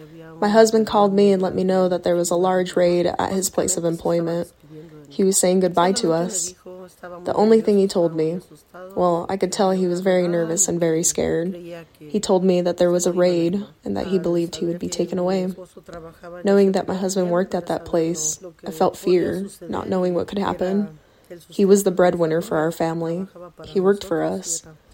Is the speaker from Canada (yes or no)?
no; Mexico; moved away as an adult; also born or lived in Guadalajara; now in United States; I was born in Mexico with 12 siblings. My parents always worked out in the fields. That's where we were raised together, working out in the field. We moved to Guadalajara.